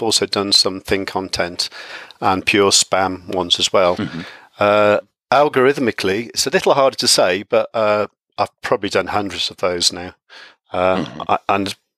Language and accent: English; United Kingdom; I'm from the UK